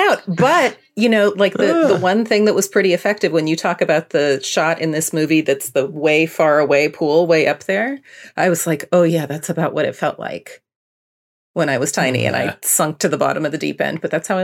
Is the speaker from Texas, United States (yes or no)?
no; California, United States; I grew up in California